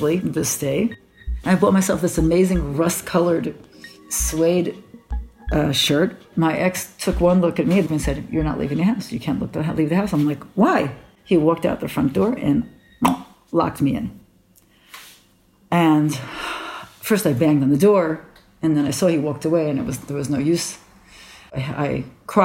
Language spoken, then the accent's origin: English; New York, United States; now in Jerusalem; I grew up in Brooklyn, in the religious area of Brooklyn